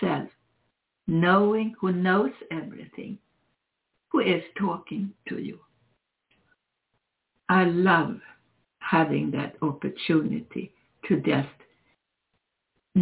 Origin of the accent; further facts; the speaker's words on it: Sweden; now in United States; I come from Sweden